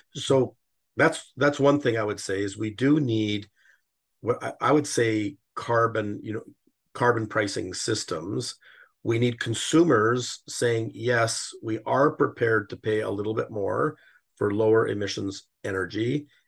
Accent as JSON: {"language": "English", "town": "Calgary", "region": "Alberta", "country": "Canada", "tie": "born or raised there", "also_born_or_lived": "Toronto", "moved": "yes", "said": "I'm born in Calgary and I'm currently living here."}